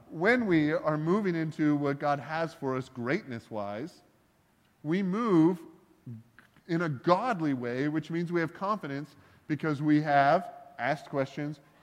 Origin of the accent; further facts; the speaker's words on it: Canada; I'm Canadian